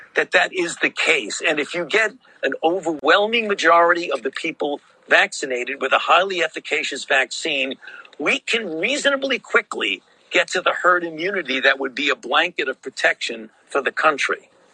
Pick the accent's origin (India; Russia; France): India; I'm from India